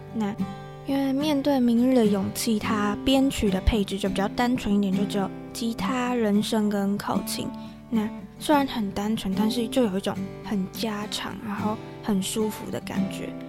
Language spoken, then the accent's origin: Chinese; Tainan, Taiwan; 因为我们都是台南人，就我跟 Rebecca 都是台南人